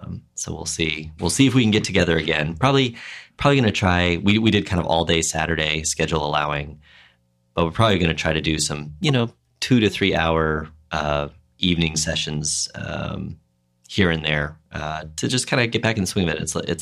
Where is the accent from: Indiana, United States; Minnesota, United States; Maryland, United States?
Minnesota, United States; yeah, definitely something I remember from growing up in Minnesota, you know, when winter really was the time to be, stuck inside with whatever projects you might have or reading.